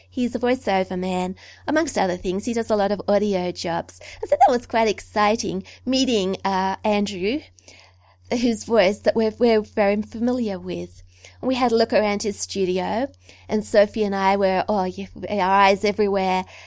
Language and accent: English; Australia; also born or lived in New South Wales; I'm an Australian